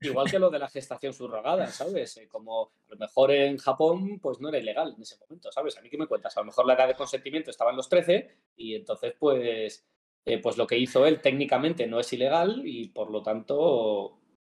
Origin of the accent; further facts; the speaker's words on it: Madrid, Community of Madrid, Spain; somos madrileños